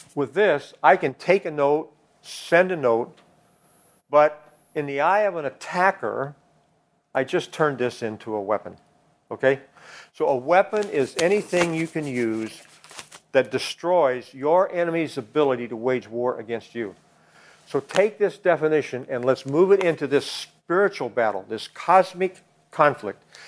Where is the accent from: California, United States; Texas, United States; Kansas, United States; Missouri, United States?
Kansas, United States; moved away as an adult; I'm from Kansas.